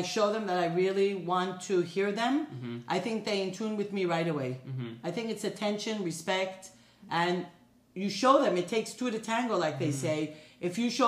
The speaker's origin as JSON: {"language": "English", "region": "New York", "country": "United States", "tie": "born or raised there", "moved": "yes", "lives_now": "Los Angeles, United States", "said": "I grew up in New York"}